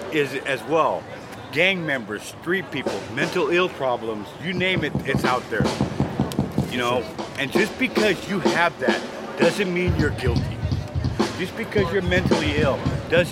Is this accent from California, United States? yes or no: yes; San Diego, California, United States; I'm actually from San Diego